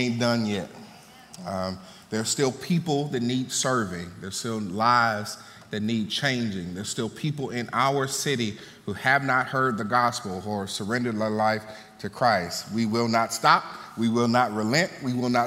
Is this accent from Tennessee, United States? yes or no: no; Mississippi, United States; I'm from Mississippi. And in Mississippi, one music that should hit your soul as a Southern boy is the blues